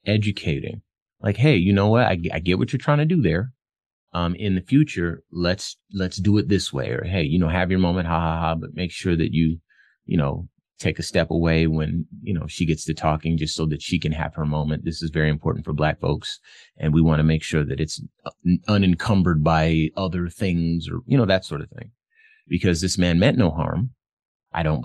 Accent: Phoenix, Arizona, United States; I'm from Phoenix.

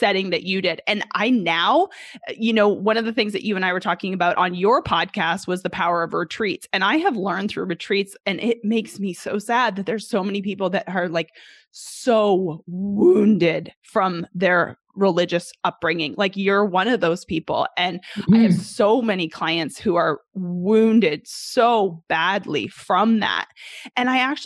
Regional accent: Canada; moved away as an adult; now in Arkansas, United States; I'm originally from Canada. For those who don't know, originally from Canada, I moved down here when I was 20 years old to play college golf, 21.

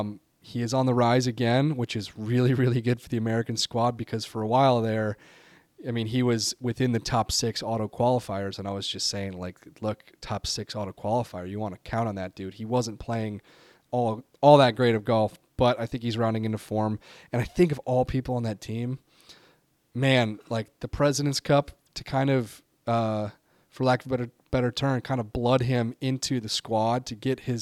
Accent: United Kingdom; I am in Luke Donald's shoes as a Brit. So we're gonna load up on the UK lads.

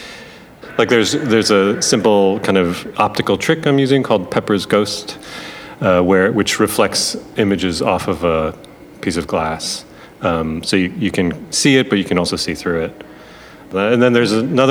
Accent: Buffalo, New York, United States; I'm from Buffalo

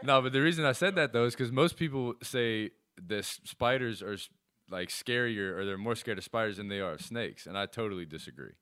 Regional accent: Charlotte, North Carolina, United States; also born or lived in Davidson, North Carolina; I was born in Charlotte

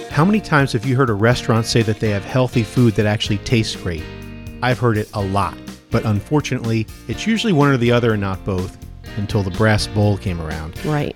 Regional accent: New Jersey, United States; moved away; I grew up in New Jersey

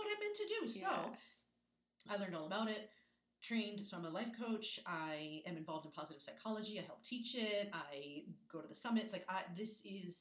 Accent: New York suburbs, United States; moved away; I grew up in the East Coast

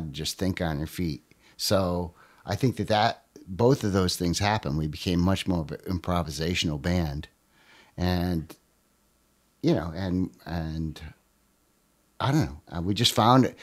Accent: Watertown, United States; back in my hometown, you know, up in the Watertown area

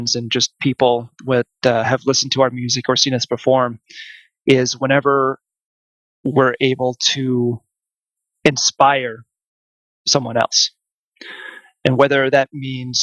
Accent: Mankato, Minnesota, United States; my hometown of Mankato, Minnesota

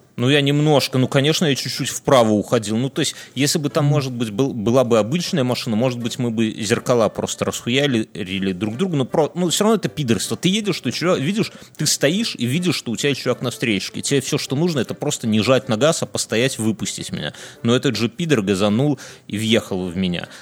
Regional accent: Belarus

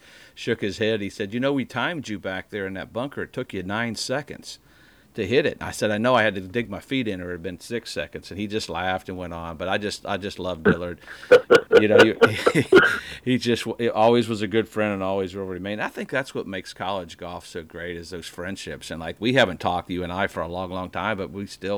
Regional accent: Indiana, United States; moved away as an adult; I'm from Indiana.

